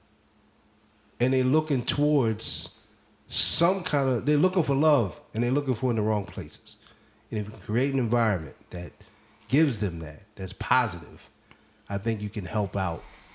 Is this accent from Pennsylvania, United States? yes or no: yes; Philadelphia, Pennsylvania, United States; We're all from the Philadelphia area.